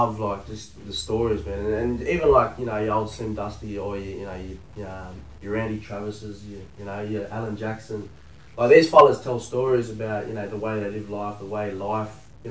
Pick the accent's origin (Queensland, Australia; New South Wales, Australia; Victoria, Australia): New South Wales, Australia; Taree; a little black fella from Tari